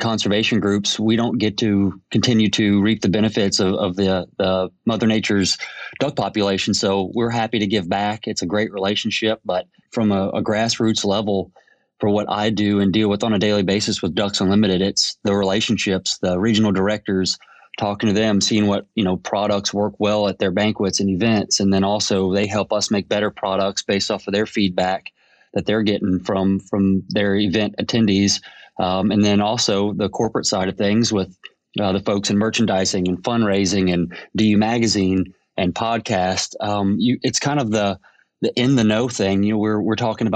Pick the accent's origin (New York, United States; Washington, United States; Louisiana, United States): Louisiana, United States; Lafayette; moved away as an adult; now in Paducah, United States; I'm originally from Lafayette, Louisiana. Grew up there, recently moved to Paducah, Kentucky to work for Higdon in 2016.